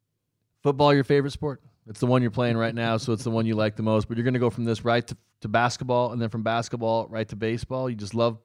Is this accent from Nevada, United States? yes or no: no; Wood River, Illinois, United States; my grandparents lived at the bottom of the 9th Street Hill for 50 years, and I spent a ton of time growing up in Wood River.